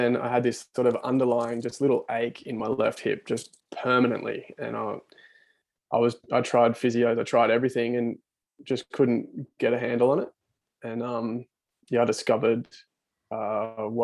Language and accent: English; Central Coast, New South Wales, Australia; moved away as an adult; now in Newcastle, Australia; I'm originally from the Central Coast, moved to Newcastle